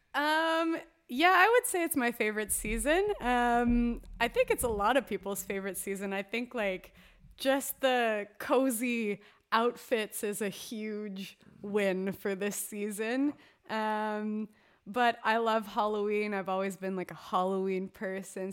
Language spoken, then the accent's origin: English; Canada; being that Canadian hockey girl through and through.